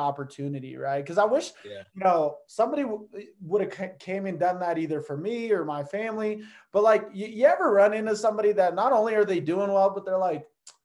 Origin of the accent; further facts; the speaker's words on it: Brazil; now in United States; I was from Brazil, kind of lived the same life. I got to see a little bit of the poverty